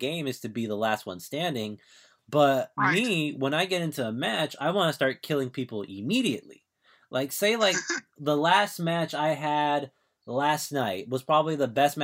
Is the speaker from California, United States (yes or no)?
yes; Orange County, California, United States; I'm from Orange County.